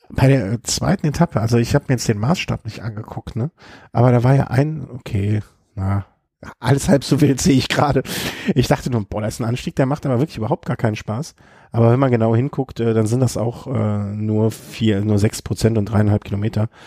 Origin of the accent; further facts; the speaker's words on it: North Rhine-Westphalia, Germany; Kommen wir zum schönsten Rennen äh, des Frühjahrs bisher. Ähm äh, meine Heimat äh, rund um Köln, wie es bei mir gelaufen ist.